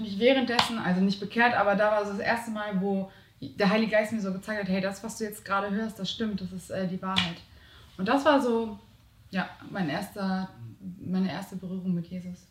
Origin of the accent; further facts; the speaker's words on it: Hamburg, Germany; bei uns in Hamburg